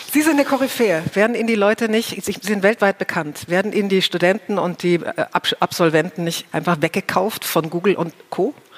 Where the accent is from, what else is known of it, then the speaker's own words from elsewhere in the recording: Germany; bei uns in Deutschland